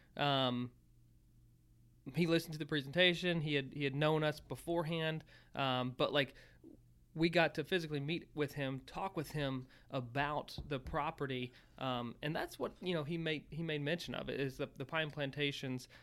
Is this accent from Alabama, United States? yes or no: no; Virginia, United States; growing up in Virginia